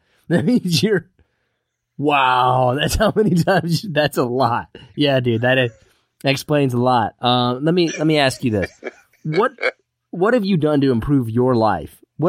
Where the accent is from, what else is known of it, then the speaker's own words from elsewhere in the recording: Kansas, United States; moved away; I'm originally from Kansas. It's one of those places, it's good to grow up there, but you really got to leave.